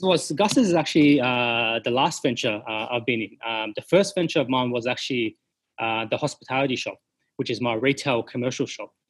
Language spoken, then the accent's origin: English; Sydney, New South Wales, Australia; I'm from Sydney originally. Um, went to high school, did everything, went to uni